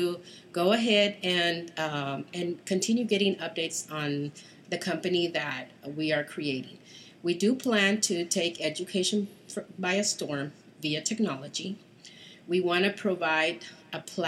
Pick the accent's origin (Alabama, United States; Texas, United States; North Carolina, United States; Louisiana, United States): Texas, United States; Houston; I am from Texas, Houston